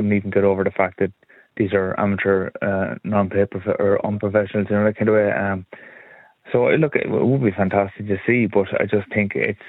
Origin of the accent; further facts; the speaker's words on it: Kilkenny, Leinster, Ireland; as an Irish person, a proud Kilkenny man